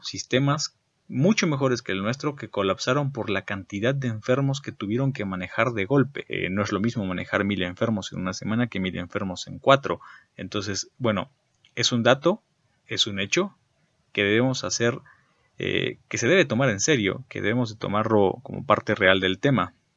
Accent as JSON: {"language": "Spanish", "country": "Mexico", "said": "en México"}